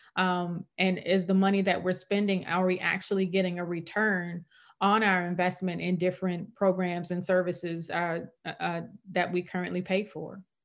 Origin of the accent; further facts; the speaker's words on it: St. Louis, Missouri, United States; I was born and raised in Saint Louis